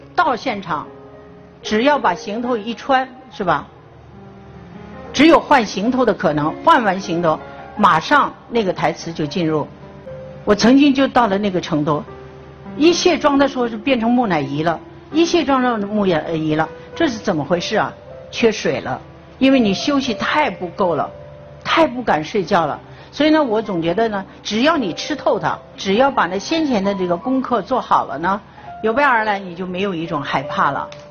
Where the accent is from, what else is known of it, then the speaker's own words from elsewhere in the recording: Chifeng, Inner Mongolia, China; 因为我是内蒙古人，我的童年呢，就是在内蒙古长大的，在赤峰，是吃那里的水，吃那儿的五谷杂粮长大的